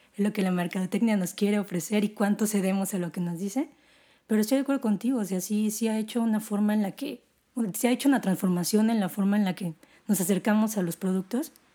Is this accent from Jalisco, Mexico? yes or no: yes; Guadalajara, Jalisco, Mexico; moved away; also born or lived in Mexico City; mi familia es una familia de tapatía tradicional